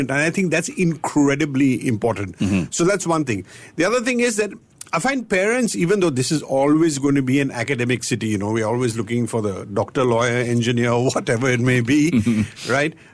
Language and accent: English; Melbourne, Victoria, Australia; moved away; I've been here for 12 years. Mm-hmm. I came here from Melbourne, and Melbourne is a pretty big sporting city.